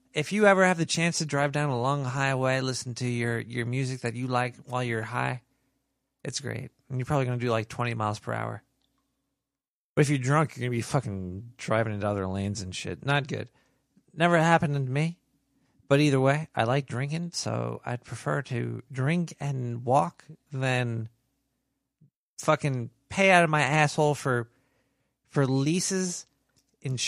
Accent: New York, United States; I was born and raised and stuck in New York.

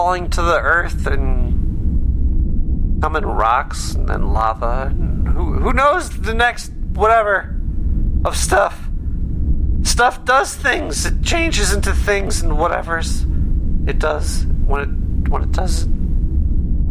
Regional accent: United States; I'm American

